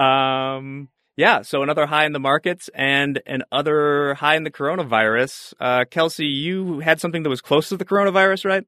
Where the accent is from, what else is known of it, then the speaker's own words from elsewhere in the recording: Chicago, Illinois, United States; I was from the Chicago area